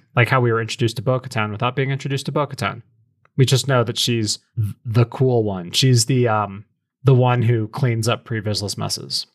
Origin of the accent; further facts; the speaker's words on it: American Southwest, United States; I'm from the American Southwest